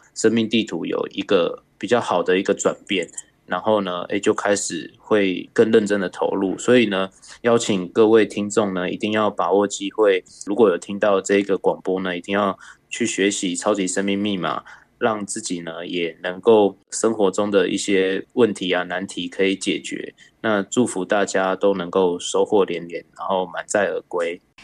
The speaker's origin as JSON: {"language": "Chinese", "region": "New Taipei", "country": "Taiwan", "said": "我是来自新北市的"}